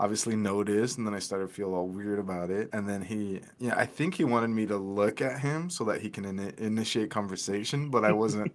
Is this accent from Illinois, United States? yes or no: no; Caldwell, Idaho, United States; born and raised in Caldwell